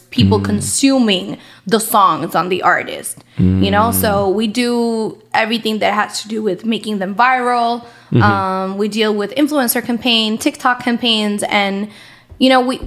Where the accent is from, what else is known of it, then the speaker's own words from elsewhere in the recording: San Juan, Puerto Rico; I'm from Puerto Rico